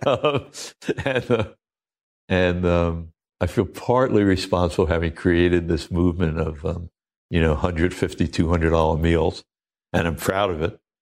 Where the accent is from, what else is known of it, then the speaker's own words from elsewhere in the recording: Oceanside, New York, United States; moved away; also born or lived in Maui; I'm a kid from Oceanside, Long Island